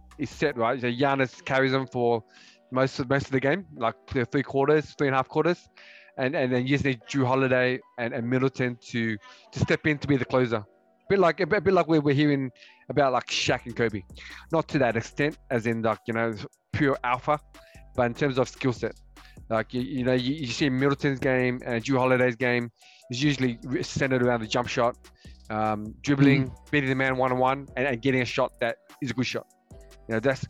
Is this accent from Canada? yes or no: no; Australia; We're from Australia